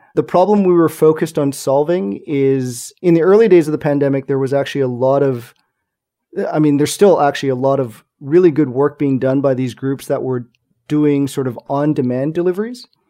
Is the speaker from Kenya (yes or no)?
no; Montreal, Quebec, Canada; in Montreal, my hometown, our current hometown.